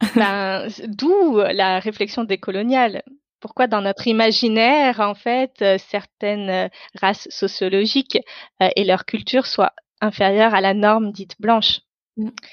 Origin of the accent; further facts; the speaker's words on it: France; first language Tamil; French is a second language; je suis née en France. Donc mon pays, c'est la France